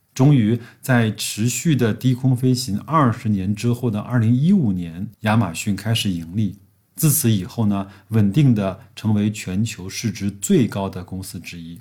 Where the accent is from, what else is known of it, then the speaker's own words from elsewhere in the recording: China; 象征着我们中国人一年的开始